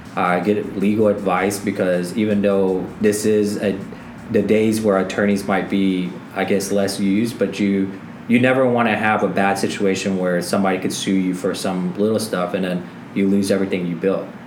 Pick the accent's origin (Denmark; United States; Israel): United States; Middle America, Midwest; we come from Middle America